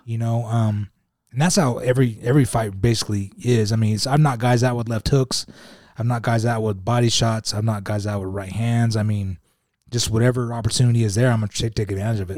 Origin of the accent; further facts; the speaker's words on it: Utah, United States; I'm coming from Utah